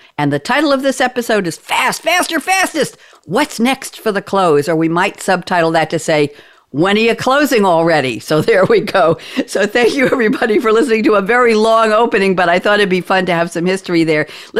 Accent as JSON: {"language": "English", "region": "New York", "country": "United States", "said": "I come from New York, and you can check the Long Island Expressway for the record of how fast that is and what age that is."}